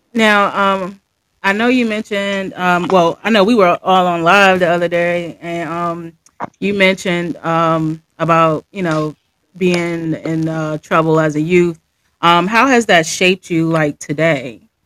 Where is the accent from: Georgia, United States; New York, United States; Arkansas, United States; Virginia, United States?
Virginia, United States; I'm from Virginia